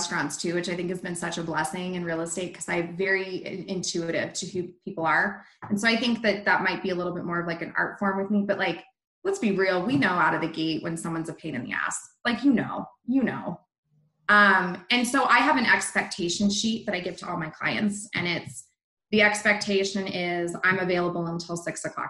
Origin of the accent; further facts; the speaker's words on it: Littleton, Colorado, United States; I was born in Littleton, raised in Littleton.